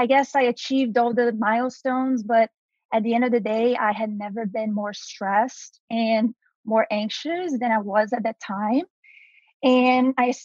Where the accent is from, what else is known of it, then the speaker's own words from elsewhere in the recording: Brazil; English is a second language; moved away as an adult; now in United States; I am from Brazil originally, if you notice my accent, and I moved to the US to go to college